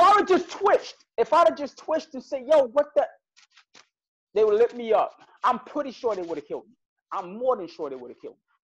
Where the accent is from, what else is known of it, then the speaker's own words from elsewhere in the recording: New York City, New York, United States; I'm from Brooklyn